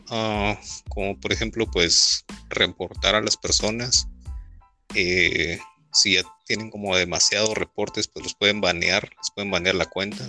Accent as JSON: {"language": "Spanish", "country": "Guatemala", "said": "acá en Guatemala"}